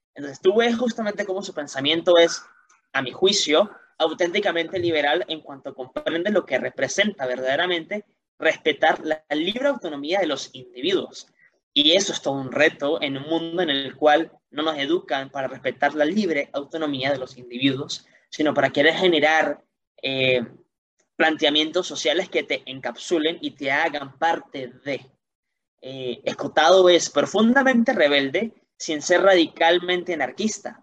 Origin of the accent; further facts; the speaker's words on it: Venezuela; como niño venezolano, como adolescente